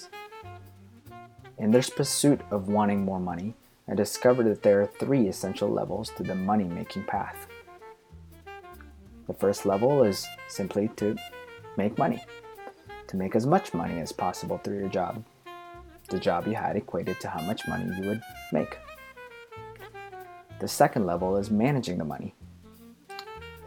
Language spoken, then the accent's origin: English; Philippines; Growing up in the Philippines